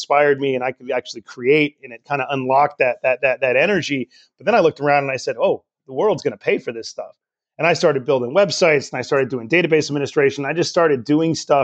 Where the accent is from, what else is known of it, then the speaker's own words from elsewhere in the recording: Richmond, California, United States; I grew up in Richmond here in the East Bay of California